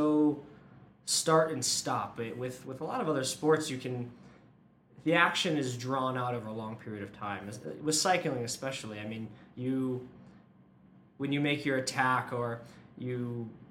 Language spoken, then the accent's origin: English; Massachusetts, United States; now in Boulder, United States; I'm from the East Coast, Massachusetts originally